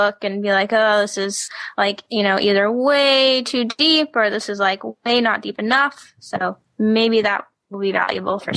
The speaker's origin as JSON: {"language": "English", "region": "the South", "country": "United States", "said": "I'm from the South"}